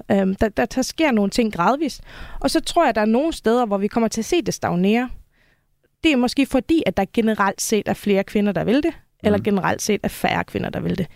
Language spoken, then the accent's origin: Danish; Faroe Islands; moved away as an adult; now in Denmark; jeg kommer oprindeligt fra Færøerne, og øh, flyttede til Danmark i 2011